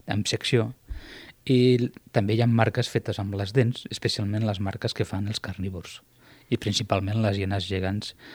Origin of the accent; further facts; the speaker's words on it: Piqueras, Castilla-La Mancha, Spain; Catalan is a second language; moved away as an adult; also born or lived in Granada; now in Tarragona, Spain; Jo no sóc andalús, sóc eh, d'un poble de la província de Guadalajara que es diu Piqueres, a la comarca de Molina de Aragón